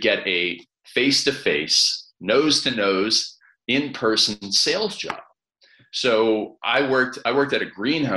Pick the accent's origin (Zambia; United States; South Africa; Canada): Canada; I grew up in Canada in this small town on a farm where everybody played ice hockey.